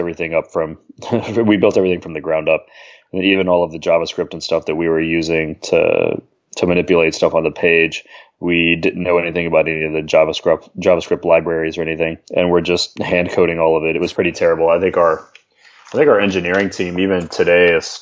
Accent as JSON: {"language": "English", "town": "Atlanta", "region": "Georgia", "country": "United States", "tie": "born or raised there", "moved": "as an adult", "said": "I grew up in Atlanta, actually, with my NerdWallet co-founder, Tim"}